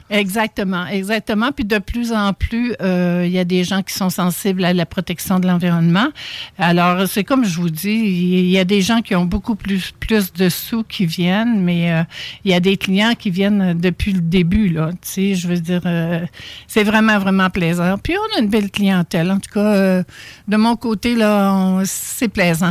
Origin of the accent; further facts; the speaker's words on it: Charlevoix, Quebec, Canada; moved away; je viens de Charlevoix